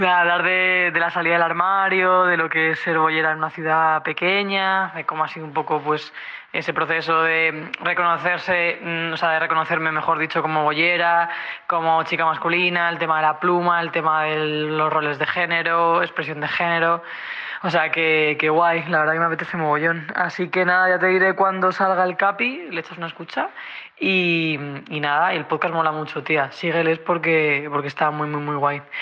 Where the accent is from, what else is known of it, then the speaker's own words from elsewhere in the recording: Cartagena, Region of Murcia, Spain; moved away as an adult; yo soy de Cartagena, he pasado toda mi vida allí, o sea, nací allí, mi familia es de allí, bueno, mi padre era de Madrid, también tengo familia en Madrid, pero vamos, yo me criaba criado ahí toda mi infancia, toda mi adolescencia, hasta los 18 que vine aquí.